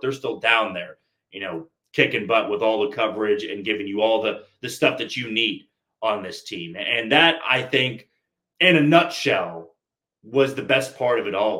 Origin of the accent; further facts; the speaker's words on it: Kansas City, Missouri, United States; growing up in Kansas City my entire life